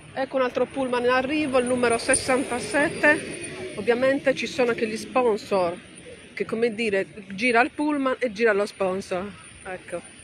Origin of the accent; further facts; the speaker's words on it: Sardinia, Italy; Io sono sarda, per cui dico il continente e il resto dell'Italia